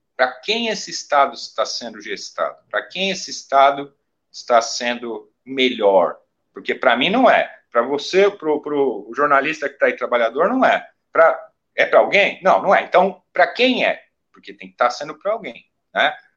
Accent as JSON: {"language": "Portuguese", "country": "Brazil", "said": "nós produzimos enquanto brasileiros"}